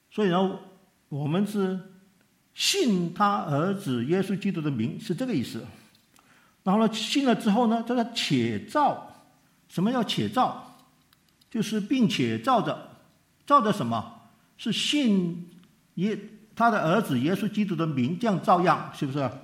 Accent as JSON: {"language": "Chinese", "country": "Hong Kong", "tie": "born or raised there", "said": "他从美国寄钱回香港"}